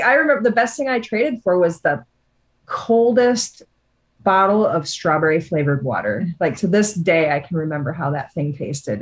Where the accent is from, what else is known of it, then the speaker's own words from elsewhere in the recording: Iowa, United States; we came from Iowa